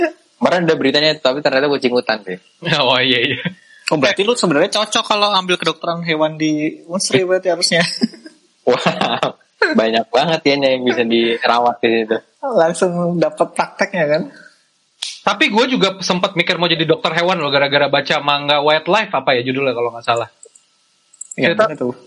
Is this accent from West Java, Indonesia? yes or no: yes; Bekasi, West Java, Indonesia; dan gue dulu impian sebagai anak Bekasi kayaknya gue harus kuliah merantau Jogja tuh udah udah dreamnya Bekasi banget ya.